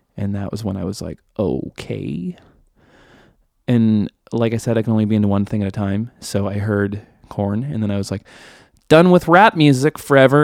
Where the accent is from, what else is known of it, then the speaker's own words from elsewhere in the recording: Canada; I'm Canadian